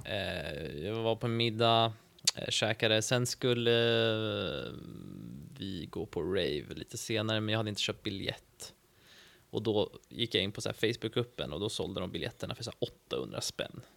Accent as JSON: {"language": "Swedish", "town": "Stockholm", "region": "Stockholm County", "country": "Sweden", "moved": "as an adult", "lives_now": "Umeå, Sweden", "said": "Jag är ju härifrån egentligen, jag är från Stockholm, men jag flyttade till Umeå för tre år sedan"}